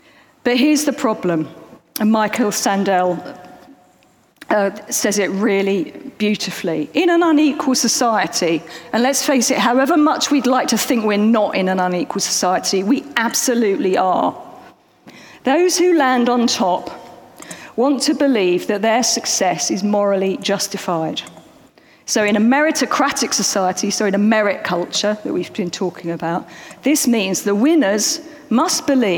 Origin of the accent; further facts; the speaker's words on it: London, United Kingdom; accent: Cockney; Now, I grew up in East London. I have sort of tried to shrug off any hints of my Cockney accent, but it does come out sometimes when I'm a bit tired. But anyway, I grew up in East London.